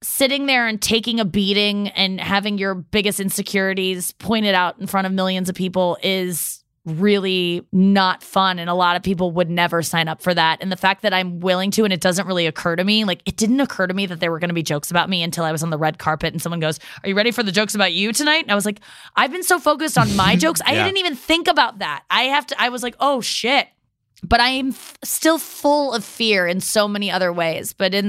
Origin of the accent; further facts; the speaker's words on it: Midwest, United States; I like being nice. I'm nice. I'm from the Midwest.